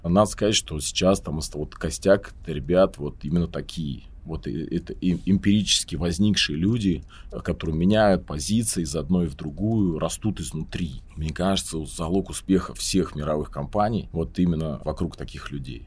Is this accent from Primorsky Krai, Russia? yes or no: no; Volgograd, Volgograd Oblast, Russia; я из Волгограда